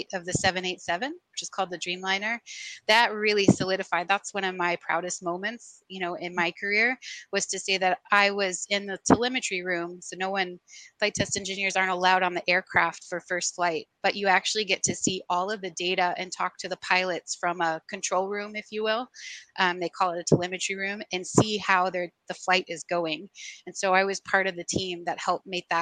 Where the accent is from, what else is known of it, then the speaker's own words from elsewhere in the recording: Sugar Land, Texas, United States; moved away as an adult; also born or lived in Los Angeles, California / Seattle, Washington; now in Savannah, United States; I grew up in the Houston area, in Sugar Land, and then kind of moved around